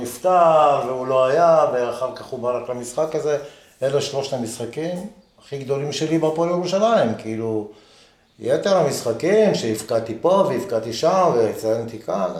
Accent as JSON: {"language": "Hebrew", "town": "Haifa", "region": "Haifa District", "country": "Israel", "tie": "born or raised there", "also_born_or_lived": "Jerusalem", "said": "אני גדלתי בחיפה"}